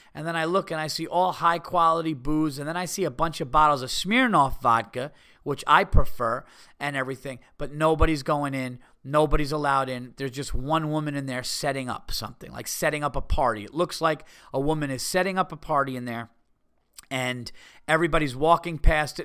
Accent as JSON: {"language": "English", "region": "New York", "country": "United States", "said": "I'm from New York."}